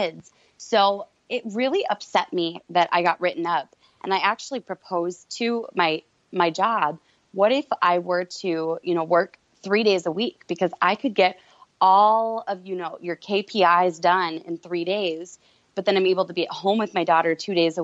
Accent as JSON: {"language": "English", "region": "Minnesota", "country": "United States", "said": "I'm from Minnesota, which is in the Midwest"}